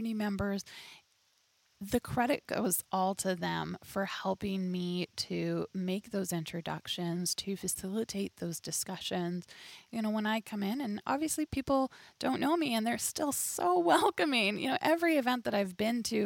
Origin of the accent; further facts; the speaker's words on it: Dawson Creek, British Columbia, Canada; I was born and raised in Dawson Creek